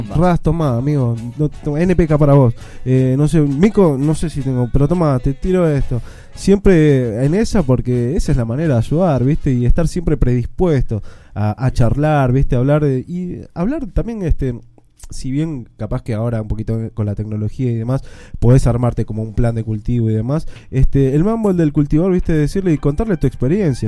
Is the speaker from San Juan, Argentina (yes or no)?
no; Boulogne Sur Mer, Buenos Aires Province, Argentina; yo soy de Bulogne